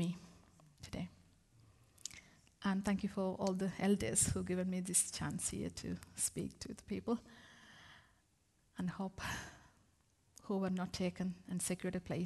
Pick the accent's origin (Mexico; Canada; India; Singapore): India; moved away as an adult; also born or lived in Middlesbrough, England; now in England; I come all the way from India to England